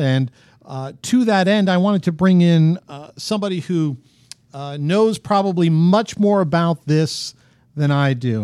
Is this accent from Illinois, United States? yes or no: no; New York, United States; growing up in New York